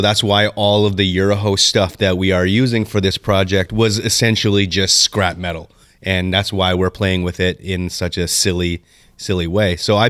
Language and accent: English; Canada; We're Canadian.